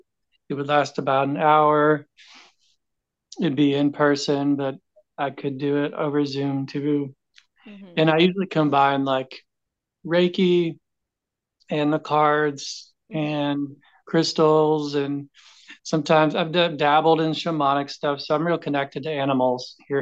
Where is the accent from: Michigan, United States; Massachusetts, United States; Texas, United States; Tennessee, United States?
Tennessee, United States; Knoxville; I grew up in Knoxville, Tennessee, like from 18 on growing up for about 20 years.